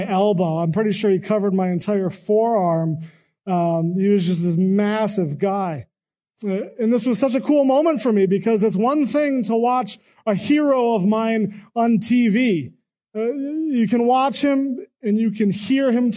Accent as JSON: {"language": "English", "town": "Cleveland", "region": "Ohio", "country": "United States", "tie": "born or raised there", "said": "growing up in the Cleveland area during the 90s"}